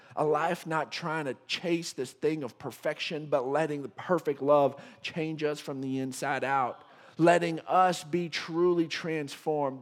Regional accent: West Texas, United States; being a Texan and a West Texan

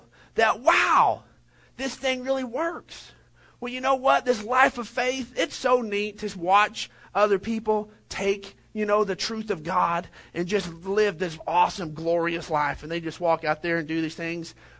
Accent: Odessa, Texas, United States; Whenever I was graduating from Permian almost decades ago

